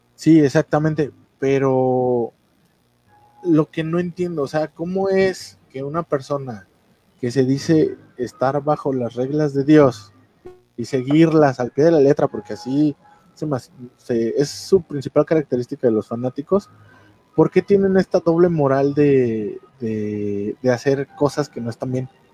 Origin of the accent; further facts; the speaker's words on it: Mexico; ya ves cómo somos los mexicanos